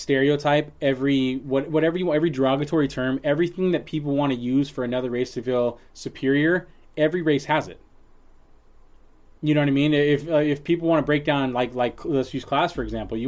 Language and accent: English; San Leandro, California, United States; growing up in San Leandro